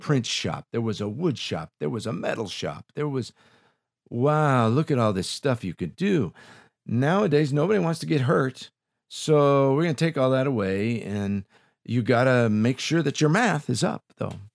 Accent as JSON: {"language": "English", "town": "Los Angeles", "region": "California", "country": "United States", "tie": "born or raised there", "said": "I grew up in Silmar"}